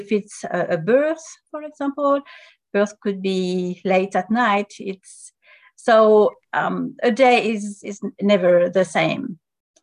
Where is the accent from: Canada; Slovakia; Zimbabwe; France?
France; first language French; English is a second language; now in United States; So I'm from France originally. So I was born there, and I learned English.